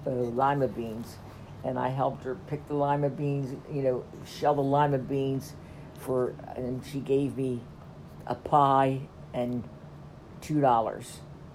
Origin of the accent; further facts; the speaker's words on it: Wilmington, Delaware, United States; I grew up in the city of Wilmington, Delaware.